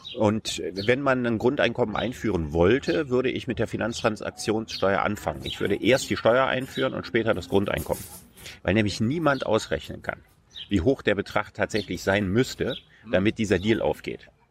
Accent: Solingen, North Rhine-Westphalia, Germany; in meiner Heimatstadt Solingen

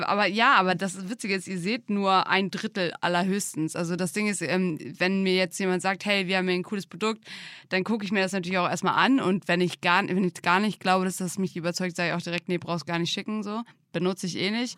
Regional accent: Drage, Germany; bin ich ja in Drage aufgewachsen, in einem kleinen Dorf mit 250

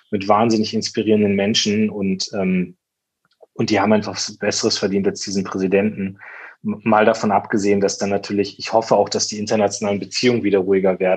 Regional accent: Lower Saxony, Germany; vertrete im Deutschen Bundestag meine Heimat, also das ist der Heidekreis und die Hälfte des Landkreises Rothenburg.

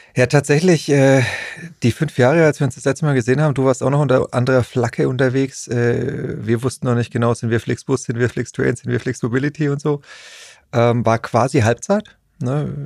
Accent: Nuremberg, Bavaria, Germany; ich bin ja Nürnberger

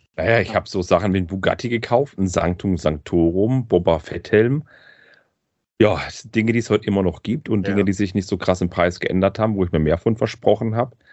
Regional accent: Swabia, Germany; ich bin Schwabe

